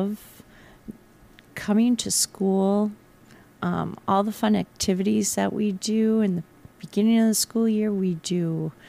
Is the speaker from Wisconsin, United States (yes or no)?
yes; Chippewa Falls, Wisconsin, United States; I grew up in Chippewa Falls, and I actually graduated from McDonald.